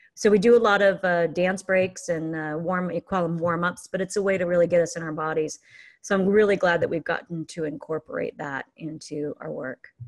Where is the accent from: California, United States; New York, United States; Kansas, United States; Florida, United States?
California, United States; Fullerton; moved away as an adult; also born or lived in Newport Beach / Placentia; now in Santa Cruz, United States; I grew up in Fullerton and Placentia.